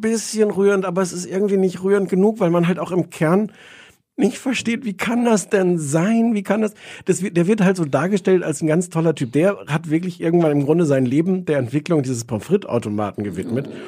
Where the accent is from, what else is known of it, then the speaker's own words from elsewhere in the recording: Germany; als Deutscher